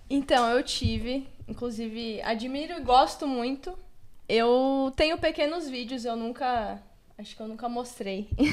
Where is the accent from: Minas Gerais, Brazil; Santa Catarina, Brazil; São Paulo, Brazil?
São Paulo, Brazil; Eu nasci e fui criada no Capão Redondo